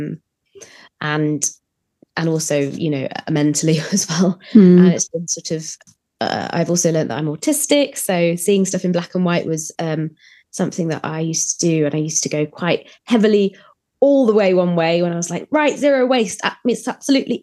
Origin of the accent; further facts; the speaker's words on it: Germany; also born or lived in Leeds, United Kingdom; now in United Kingdom; I grew up in Germany